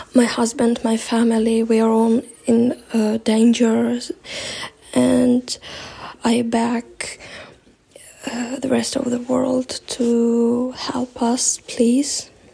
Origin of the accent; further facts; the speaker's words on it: Melitopol, Zaporizhzhia Oblast, Ukraine; I'm from Melitopol, but I'm in shelter right now. My city is totally occupied